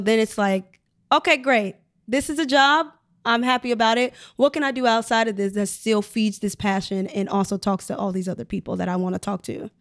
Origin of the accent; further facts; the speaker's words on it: Chicago, Illinois, United States; moved away as an adult; I'm from Chicago